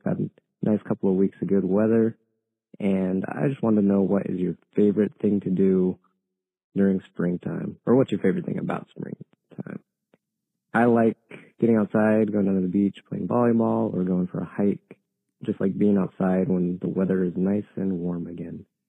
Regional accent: Central Coast, California, United States; my hometown of Central Coast

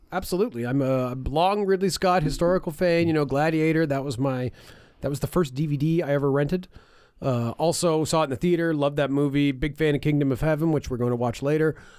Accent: River Hebert, Nova Scotia, Canada; my hometown of River Habart

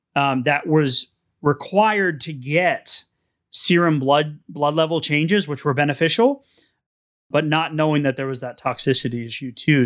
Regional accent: New England, United States; now in Texas, United States; I'm from New England.

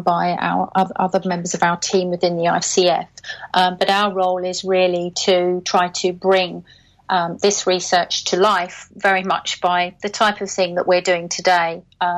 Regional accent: Caterham, South East England, United Kingdom; my hometown a bit of an airing. It's called Caterham, and it's near Gatwick Airport.

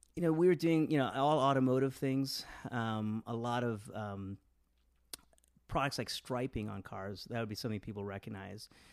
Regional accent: Westland, Michigan, United States; also born or lived in India / Detroit, Michigan; I grew up in a s, in a, in a city called Westland, Michigan

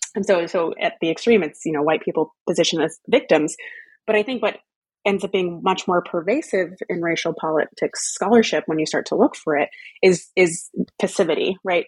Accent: Texas, United States; moved away as an adult; also born or lived in New England / United Kingdom; family roots in Louisiana, growing up in Texas, going to college in New England, and going to the UK for grad school

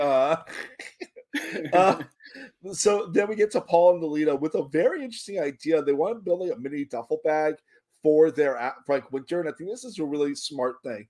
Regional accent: Miami, Florida, United States; I am from Florida, as I mentioned many times. I am from Miami

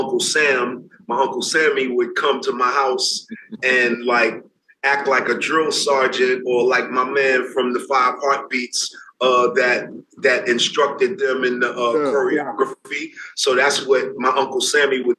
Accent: New York City, New York, United States; I'm from the Bronx, New York.

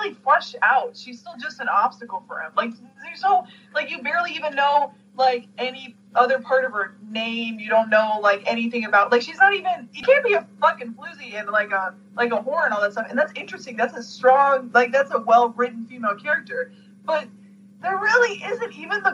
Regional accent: Canada; as a Canadian

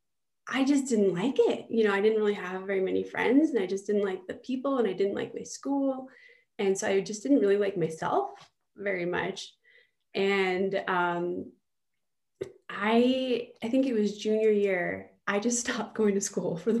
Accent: Fort Collins, Colorado, United States; also born or lived in Greeley, Colorado / New York; So I am originally from Northern Colorado. I was born in Greeley and raised in Fort Collins.

